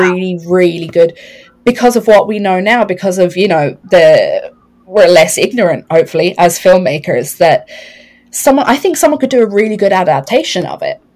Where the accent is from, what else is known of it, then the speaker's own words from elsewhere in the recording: Ireland; us being Irish